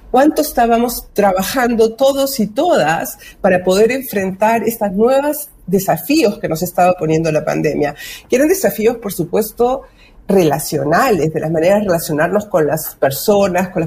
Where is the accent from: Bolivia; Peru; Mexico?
Peru; Lima; now in Chile; Yo nací en el Perú. Ah, el Perú. muchísimos años acá, pero soy limeña.